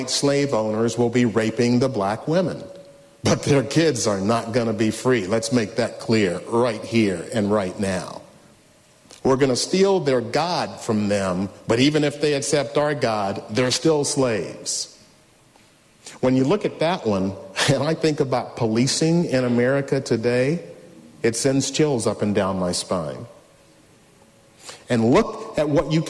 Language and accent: English; Memphis, Tennessee, United States; I was born and raised in Memphis, Tennessee.